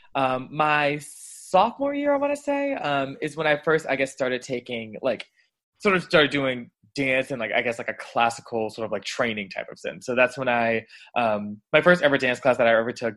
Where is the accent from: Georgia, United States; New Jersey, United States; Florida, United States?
Georgia, United States; Atlanta; now in Washington, DC, United States; I live in DC right now, but I'm actually originally from Atlanta, Georgia.